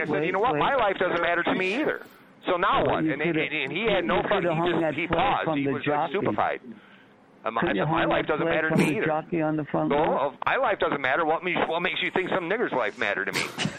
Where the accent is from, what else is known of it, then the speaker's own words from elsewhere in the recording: United States; being an American